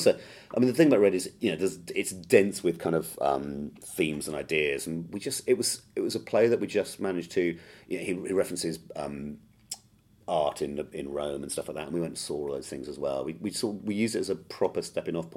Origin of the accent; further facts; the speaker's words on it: Sussex, South East England, United Kingdom; now in London, United Kingdom; I grew up in Sussex on the south coast.